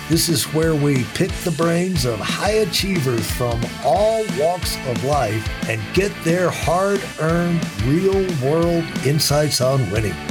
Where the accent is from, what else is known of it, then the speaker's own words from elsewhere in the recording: Connecticut, United States; the idea of growing up in Connecticut, when I think of Connecticut, you think of basically it's wrong, but you think of wealth.